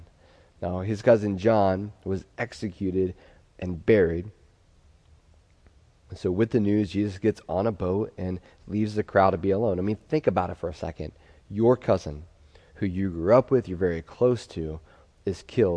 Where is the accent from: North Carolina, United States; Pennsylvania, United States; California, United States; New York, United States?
Pennsylvania, United States; growing up in Pennsylvania, we had a unique way of grief